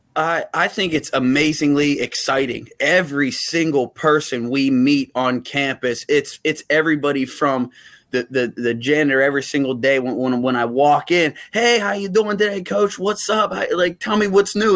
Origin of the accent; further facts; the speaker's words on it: Uniontown, Pennsylvania, United States; moved away; I, I grew up in Uniontown, Pennsylvania, uh, which is a small town about an hour south of Pittsburgh.